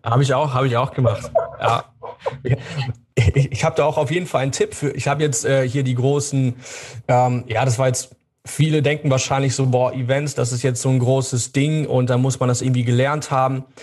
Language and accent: German; Germany; hier bei uns in Deutschland